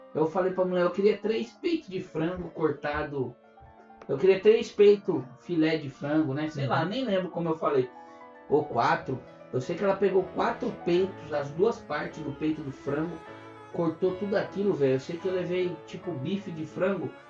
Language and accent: Portuguese; Atibaia, São Paulo, Brazil; moved away as an adult; now in Canada; eu sou de Atibaia, que também é interior de São Paulo